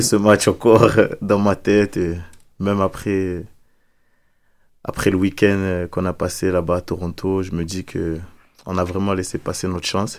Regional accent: France; moved away

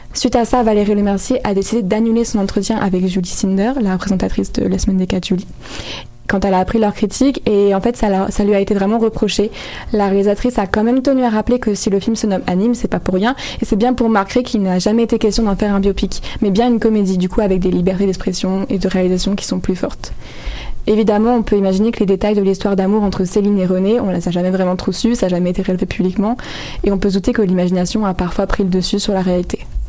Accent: France; Je suis française

